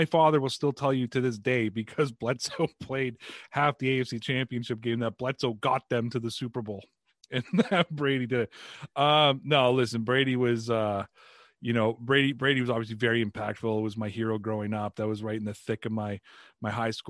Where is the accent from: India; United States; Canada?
Canada